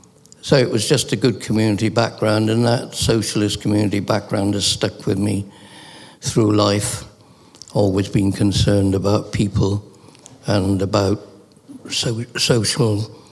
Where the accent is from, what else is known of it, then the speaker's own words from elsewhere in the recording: a Welsh mining village, Wales, United Kingdom; now in Bath, United Kingdom; I'm Welsh, grew up in a Welsh mining village of about population of about 6,000.